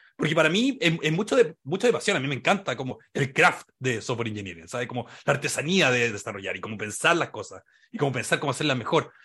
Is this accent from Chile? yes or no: yes; Valdivia, Los Ríos, Chile; moved away as an adult; also born or lived in San Francisco, United States / Seattle, United States / Santiago, Chile; yo soy, soy de Valdía